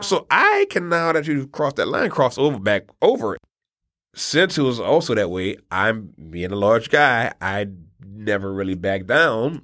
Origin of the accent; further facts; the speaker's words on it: New Orleans, Louisiana, United States; we're also from New Orleans